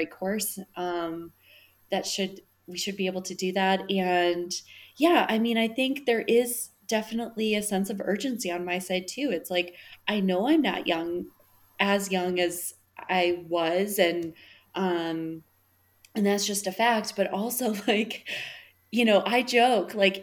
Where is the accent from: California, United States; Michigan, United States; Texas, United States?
Michigan, United States; West; now in Denver, United States; I grew up in West Michigan.